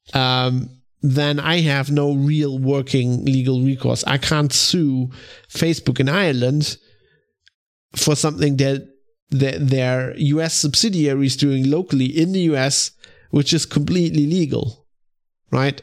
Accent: Germany; I'm from Germany

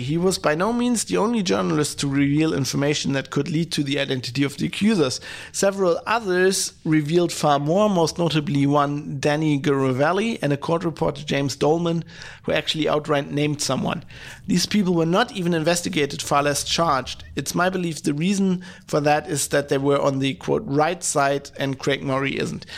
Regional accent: Germany; I come from Germany

